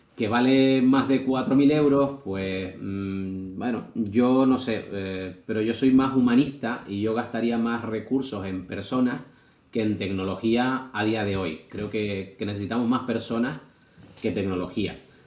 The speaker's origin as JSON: {"language": "Spanish", "region": "Canary Islands", "country": "Spain", "said": "en otra isla, que no era, no era la mía"}